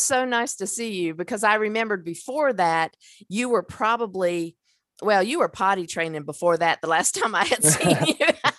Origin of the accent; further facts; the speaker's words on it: the South, United States; how we were raised in the South